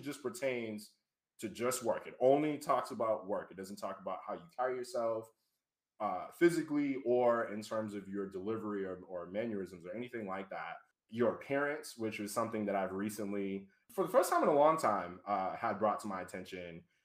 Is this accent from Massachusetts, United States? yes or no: yes; Boston, Massachusetts, United States; moved away as an adult; now in Providence, United States; Born and raised in Boston, Mass. I actually live in Providence now